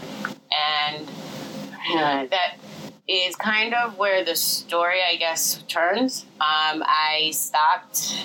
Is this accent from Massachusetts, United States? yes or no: yes; Western Massachusetts, United States; moved away; I come from Western Mass, so it's different altogether.